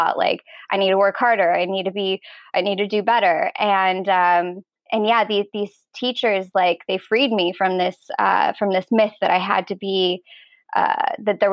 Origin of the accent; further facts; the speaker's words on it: Los Angeles, California, United States; Well, I actually grew up in Los Angeles, so born here